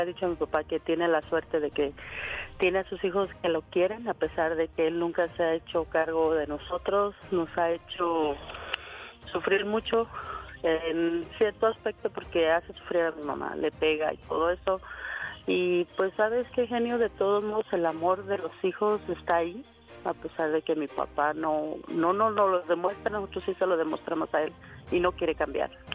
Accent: Guadalajara, Jalisco, Mexico; moved away; soy de Guadalajara

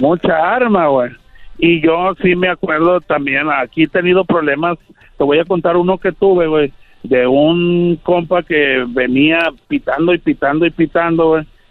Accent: Monclova, Coahuila, Mexico; also born or lived in Querétaro / Gómez Palacio, Durango; toda mi vida la viví en Monclova, Coahuila.

